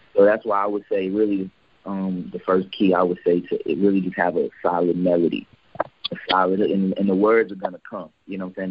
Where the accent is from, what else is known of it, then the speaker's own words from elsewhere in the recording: Houston, Texas, United States; now in Atlanta, United States; I'm from Houston, Texas